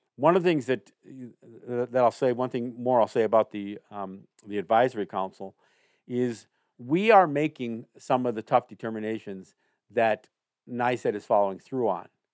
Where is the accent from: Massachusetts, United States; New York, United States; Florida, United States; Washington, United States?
New York, United States; Cambridge; my hometown in Cambridge, New York